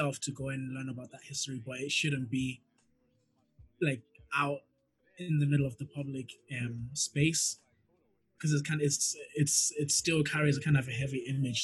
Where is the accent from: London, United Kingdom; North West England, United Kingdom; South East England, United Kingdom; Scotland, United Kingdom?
Scotland, United Kingdom; Glasgow; I've been walking through George Square my whole life pretty much.